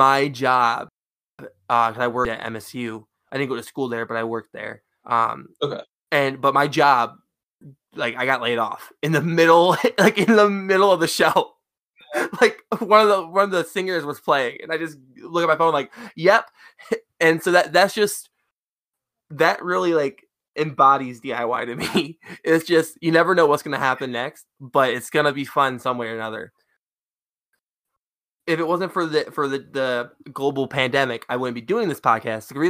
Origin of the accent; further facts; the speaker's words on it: Lansing, Michigan, United States; I am from Lansing